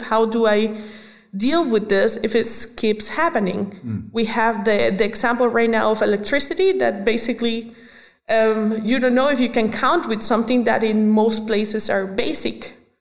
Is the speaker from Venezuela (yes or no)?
yes; Venezuela; moved away as an adult; now in Germany; I was born in Venezuela. So when I was growing up, I was uh, basically a culture mixture